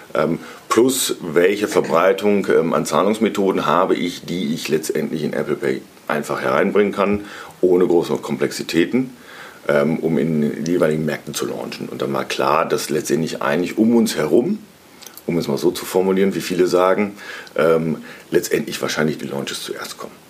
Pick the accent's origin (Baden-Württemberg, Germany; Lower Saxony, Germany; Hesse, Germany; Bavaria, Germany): Lower Saxony, Germany; Cloppenburg; moved away as an adult; also born or lived in Mannheim; now in Munich, Germany; aufgewachsen bin ich in Kloppenburg, mhm. einer schönen Kreisstadt ähm, in Niedersachsen ähm, auf dem flachen Land. Ähm, bin aber seit über 20 Jahren inzwischen in äh, München wohnhaft